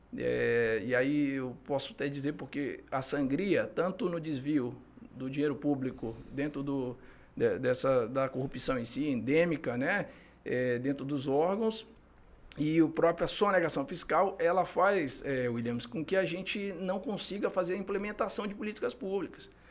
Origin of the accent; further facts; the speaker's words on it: Manaus, Amazonas, Brazil; moved away as an adult; now in Acre, Brazil; sou de Manaus. É, vim para cá em, no ano de 2009 fazer o concurso